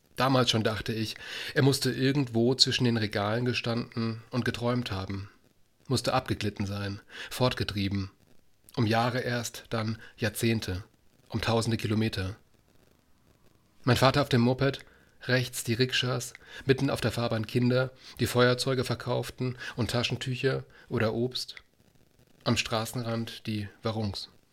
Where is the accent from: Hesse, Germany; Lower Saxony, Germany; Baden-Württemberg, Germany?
Baden-Württemberg, Germany; als, als ähm, Südbadener